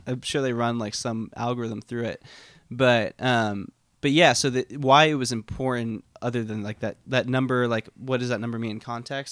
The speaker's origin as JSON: {"language": "English", "area": "The Woodlands / Spring, outside of Houston", "region": "Texas", "country": "United States", "tie": "born or raised there", "moved": "yes"}